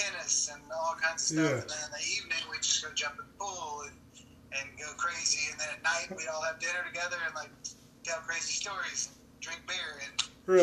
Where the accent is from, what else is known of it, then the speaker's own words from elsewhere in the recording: Texas, United States; I'm from Texas